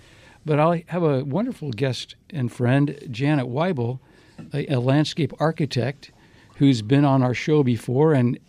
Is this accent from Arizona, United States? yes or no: yes; Arizona, United States; Now you wonder, this got to be a desert tree because I'm from Arizona.